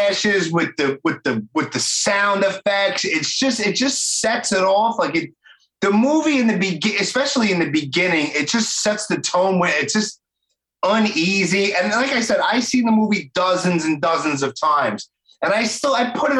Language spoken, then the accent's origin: English; New York City, New York, United States; I'm from Brooklyn